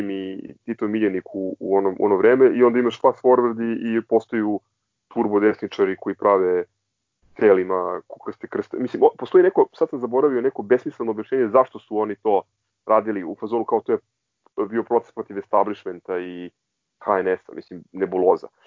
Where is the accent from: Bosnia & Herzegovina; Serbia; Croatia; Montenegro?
Serbia; Belgrade; odrastajući u Novom Beogradu